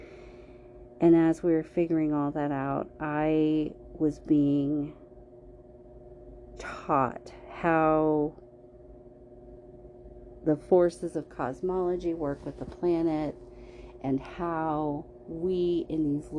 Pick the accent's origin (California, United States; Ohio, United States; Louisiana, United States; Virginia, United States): California, United States; moved away; I was growing up in California, and when I moved away from there